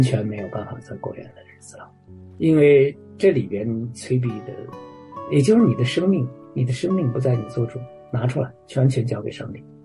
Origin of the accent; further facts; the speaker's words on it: China; 我作为中国人